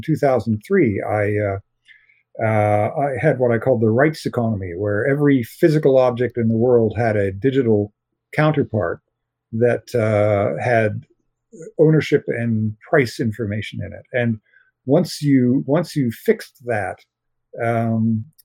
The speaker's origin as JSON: {"language": "English", "country": "Canada", "said": "I'm a Canadian science fiction writer."}